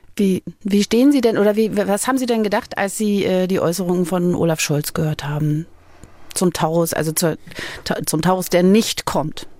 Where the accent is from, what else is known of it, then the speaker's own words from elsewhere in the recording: Berlin, Germany; als Kind in Berlin in Ruinen gespielt